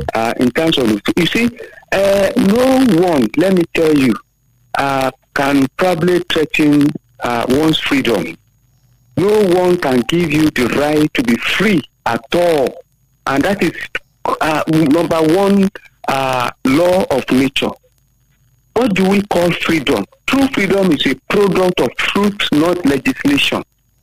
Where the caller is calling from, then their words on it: Abeokuta, Ogun State, Nigeria; calling from Abeokuta.